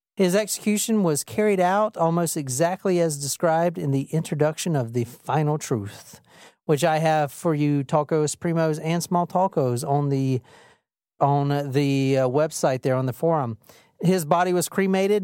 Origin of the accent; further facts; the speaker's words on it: Gilbert, South Carolina, United States; also born or lived in Saluda County, South Carolina / Columbia, South Carolina; any little bum fuck town in South Carolina, even the one I grew up in on Gilbert. And even before that, I grew up in on Saluda County